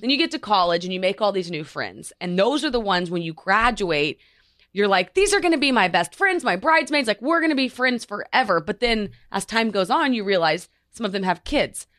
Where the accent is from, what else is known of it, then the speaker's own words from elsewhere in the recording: Oklahoma, United States; moved away as an adult; also born or lived in Los Angeles; now in New York, United States; I'm obviously from Oklahoma